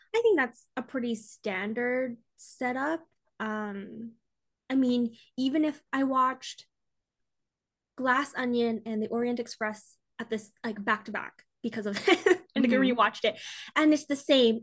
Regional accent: Canada; I'm Canadian

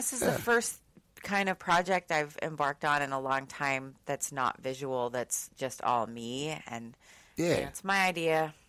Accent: Austin, Texas, United States; now in Seattle, United States; I'm from Austin

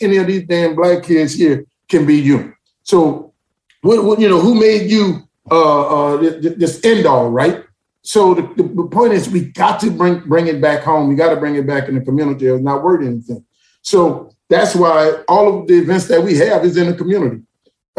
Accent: New Orleans, Louisiana, United States; also born or lived in Atlanta, Georgia; I grew up in New Orleans

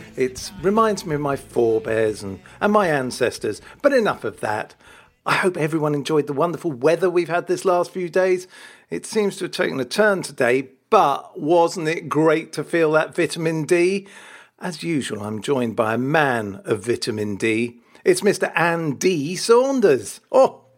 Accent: Wales, United Kingdom; I am Welsh

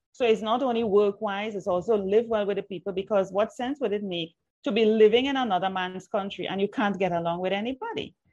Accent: Trinidad & Tobago; accent: Trini; moved away; also born or lived in Jamaica; words that I grew up with in Trinidad

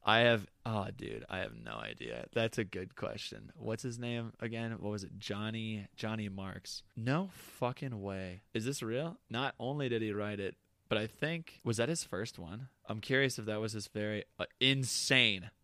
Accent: Wisconsin, United States; We're from Wisconsin

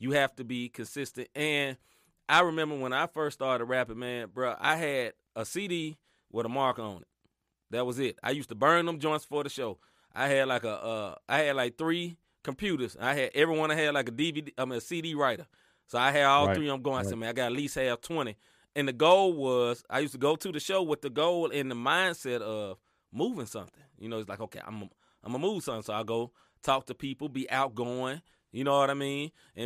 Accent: the South, United States; I grew up in the South

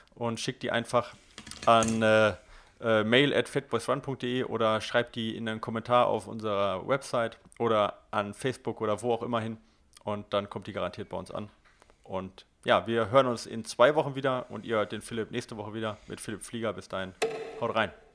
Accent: Ruhr area, North Rhine-Westphalia, Germany; direkt bei mir um die Ecke, wo ich geboren bin

